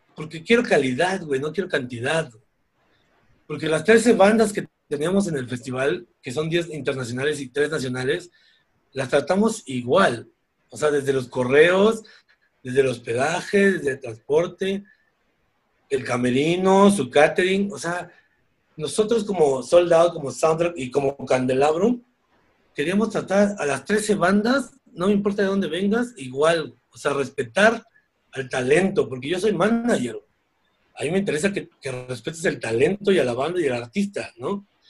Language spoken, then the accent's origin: Spanish; Mexico; Deberíamos agradecer como mexicanos